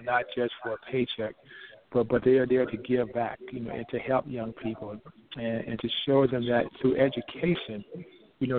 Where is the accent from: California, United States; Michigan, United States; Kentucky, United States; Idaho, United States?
Michigan, United States; Flint; moved away as an adult; also born or lived in New York; now in Minneapolis, United States; Carl Banks and I grew up together in Flint, Michigan